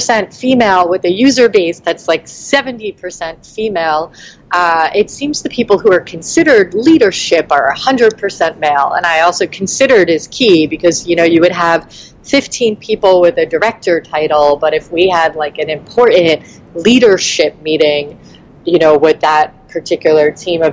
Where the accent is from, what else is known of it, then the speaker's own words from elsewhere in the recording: New York City, New York, United States; I'm from Brooklyn.